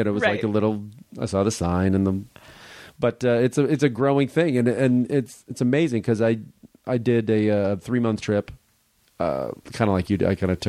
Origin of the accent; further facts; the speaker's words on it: Chicago, Illinois, United States; most of my family is in Florida now. You know, I grew up in Chicago, but then they moved down there.